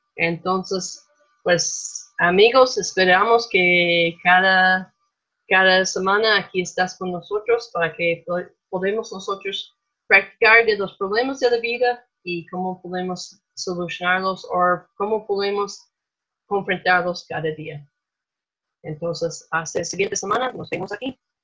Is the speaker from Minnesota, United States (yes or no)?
yes; Minnesota, United States; accent: gringo; Spanish is a second language; moved away as an adult; now in Mexico; yo crecí en Minnesota, claro que nos notan que tenemos un acento gringo